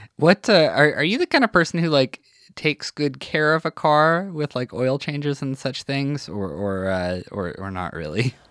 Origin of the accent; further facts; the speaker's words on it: North Battleford, Saskatchewan, Canada; moved away; I'm from North Battleford originally.